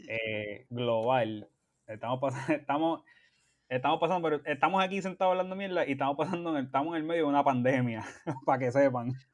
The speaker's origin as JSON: {"language": "Spanish", "town": "Bayamón", "country": "Puerto Rico", "tie": "born or raised there", "also_born_or_lived": "San Juan, Puerto Rico / Carolina, Puerto Rico", "moved": "as an adult", "lives_now": "United States", "said": "criado en las entrañas de la ciudad de Bayamón"}